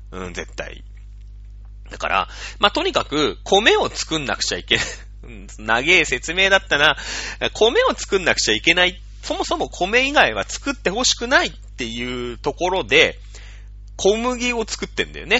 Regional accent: Shizuoka, Japan; 僕は静岡県民だから詳しいけど

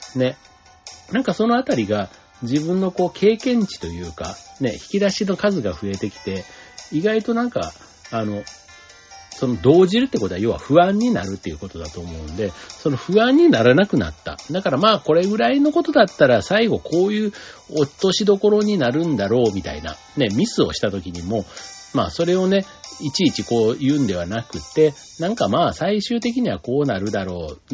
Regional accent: Osaka, Japan; moved away as an adult; 実家みたいなところ、ね、離れて、大阪のを離れてもうね、二十数年になりますけども

